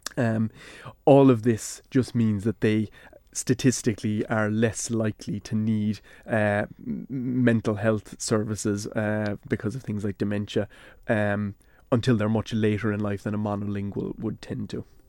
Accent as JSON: {"language": "English", "country": "Ireland", "said": "speaking English in a way that shows I'm from Ireland, I'm from a certain part of Ireland"}